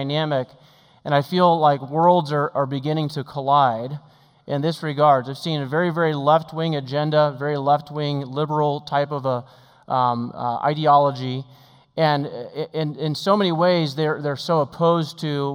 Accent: Oregon, United States; I grew up in Oregon also.

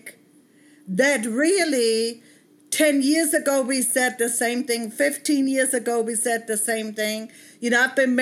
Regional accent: Bavaria, Germany; moved away as an adult; now in United States; I grew up monoracial in Germany, in Bavaria

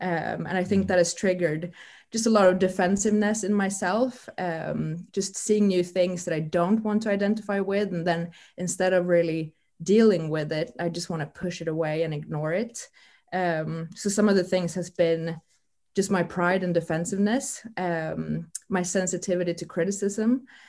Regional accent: Sweden; English is a second language; now in United Kingdom; As many of you might know, I moved from Sweden 9 months ago to the UK.

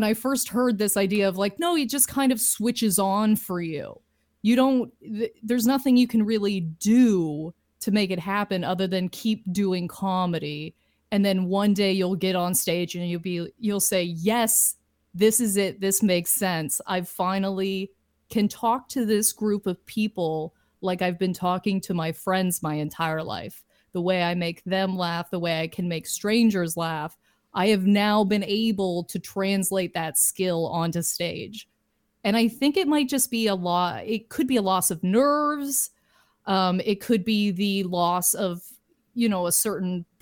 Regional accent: Lindsay, Ontario, Canada; moved away as an adult; now in Toronto, Canada; But my hometown is Lindsay

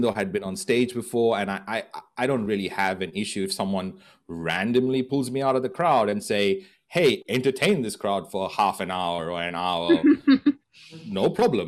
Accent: Goa, India; moved away; my hometown in Goa in India

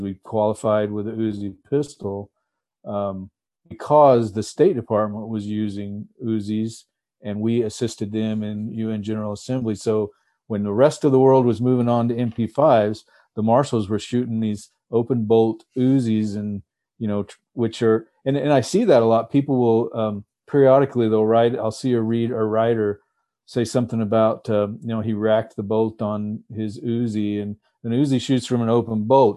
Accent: Texas, United States; moved away as an adult; now in Alaska, United States; I grew up in Texas

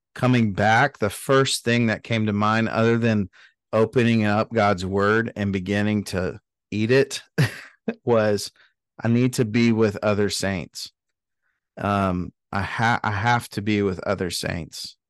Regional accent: Dallas, Texas, United States; I grew up in Dallas

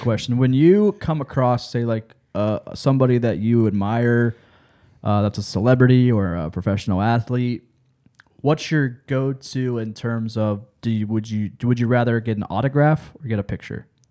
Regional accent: Lancaster, Ohio, United States; I'm from, I grew up in Lancaster

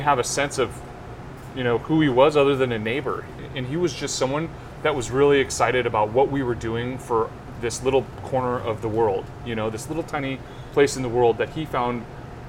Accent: Silicon Valley, California, United States; I'm from Silicon Valley, so obviously I spent time in San Francisco

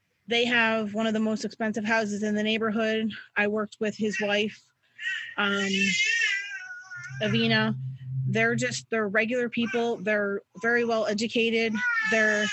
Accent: Middletown, United States; growing up in Middletown

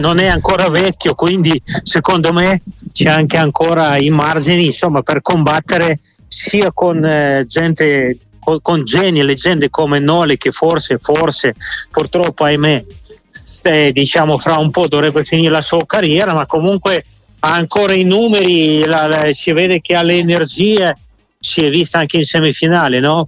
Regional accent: Moscow, Russia; moved away; nella mia stessa città di Mosca

